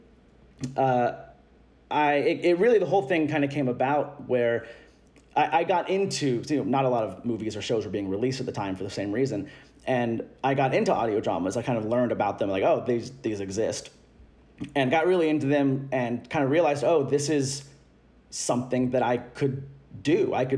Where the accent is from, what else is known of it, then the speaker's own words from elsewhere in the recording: Louisville, Kentucky, United States; 29, Gemini. I'm from Louisville, Kentucky, and I don't have an accent. Sorry to all those who assume that all Kentuckians have one.